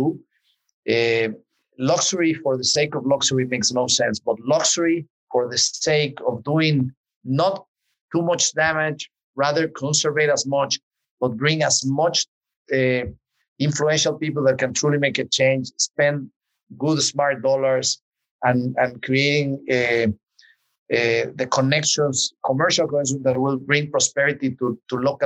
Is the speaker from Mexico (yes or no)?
yes; Mexico City, Mexico; I grew up in Mexico City. Was born and raised there